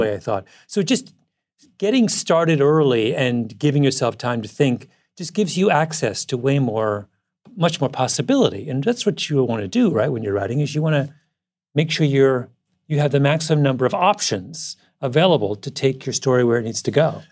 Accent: Canada; moved away; conservative boy from rural Canada

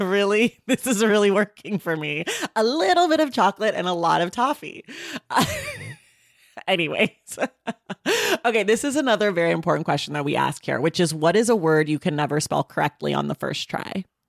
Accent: California, United States; I'm a California native

